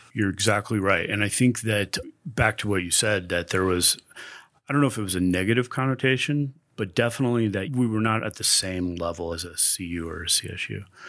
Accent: Westminster, Colorado, United States; also born or lived in Denver; Lived in Denver all my life, really Westminster is where I grew up.

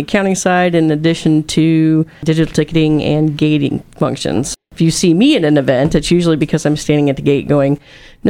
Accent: St. Charles, Missouri, United States; moved away as an adult; now in Columbia, United States; I grew up in the St. Charles area, St. Charles West Warriors

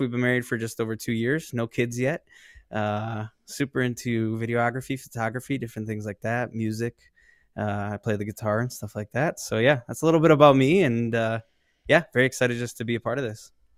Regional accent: Tinley Park, Illinois, United States; I am from the Chicago South suburbs, so about thirty miles south of Chicago

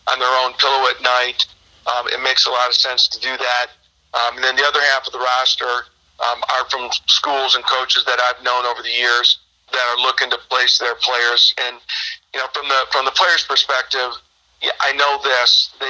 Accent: Birch Run, Michigan, United States; moved away as an adult; also born or lived in Flint, Michigan / Dartmouth College, New Hampshire; now in Northern California, United States; I'm I'm originally born and raised uh, in Michigan. I was born in Flint, Michigan, and grew up uh, just north of there in a uh, basically a farming community called Birch Run. Michigan.

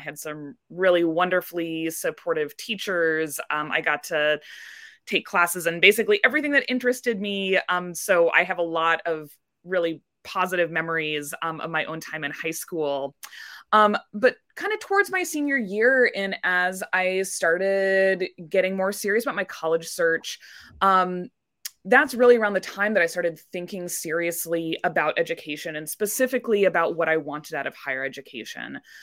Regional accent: Indianapolis, Indiana, United States; moved away as an adult; now in Gustavus, United States; I grew up in Indianapolis, Indiana

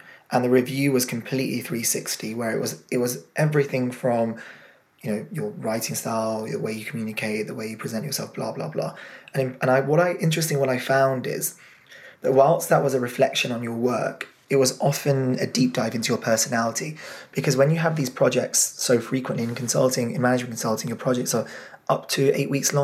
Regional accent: England, United Kingdom; My family are Indian origin, from a very kind of old-fashioned community, and even in England, very traditional old-fashioned. And then obviously being British as well

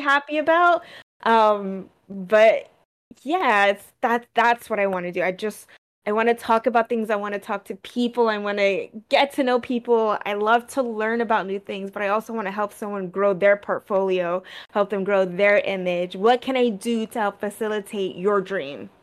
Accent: United States; also born or lived in New Jersey; growing up in New York and Jersey on the East Coast

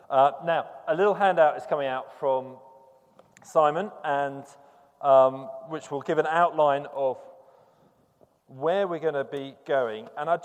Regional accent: United Kingdom; there is a cultural thing about being British, I suppose, which you're not supposed to talk about money.

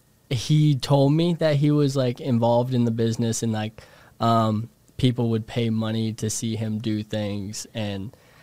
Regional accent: Indiana, United States; moved away as an adult; now in New York City, United States; I'm from Indiana.

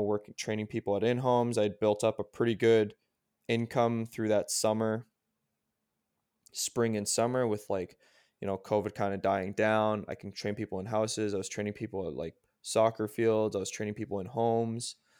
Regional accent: Canada; I'm Canadian

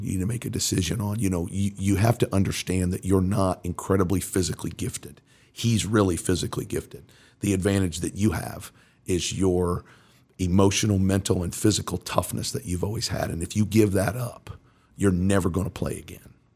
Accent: Mooresville, Indiana, United States; also born or lived in New York City; I grew up in Mooresville.

